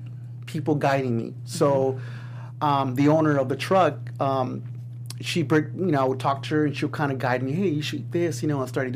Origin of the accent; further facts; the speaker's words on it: Los Angeles, California, United States; also born or lived in Eagle Rock; I was born and raised in Highland Park.